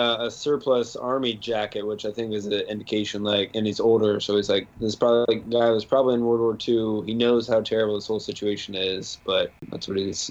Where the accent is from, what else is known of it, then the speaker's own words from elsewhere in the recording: United States; as a American